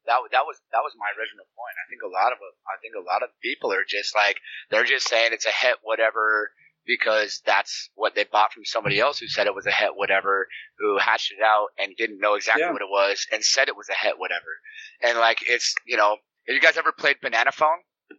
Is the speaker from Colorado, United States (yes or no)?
yes; Colorado, United States; I'm from Colorado. I'm from Colorado.